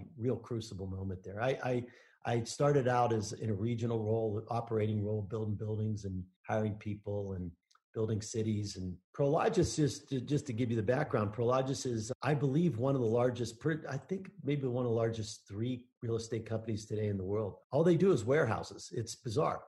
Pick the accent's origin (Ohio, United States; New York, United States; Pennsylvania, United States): Pennsylvania, United States; Pittsburgh; now in Denver, United States; I'm from Pittsburgh, Pennsylvania.